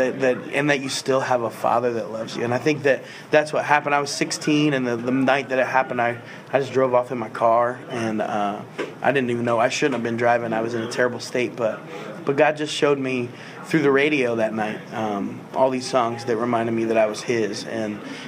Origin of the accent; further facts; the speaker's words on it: Terre Haute, Indiana, United States; I'm from Terre Haute, Indiana, but not far from Indy